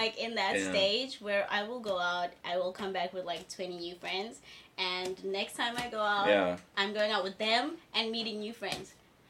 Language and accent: English; Ladysmith, KwaZulu-Natal, South Africa; moved away as an adult; also born or lived in Johannesburg / Centurion; now in South Korea; I grew up in Ladysmith, KZN.